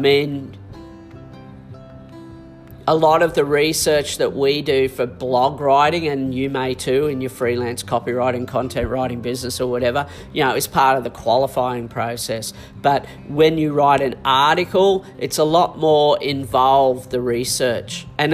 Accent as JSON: {"language": "English", "country": "Australia", "said": "I'm not a Kiwi. I'm an Australian."}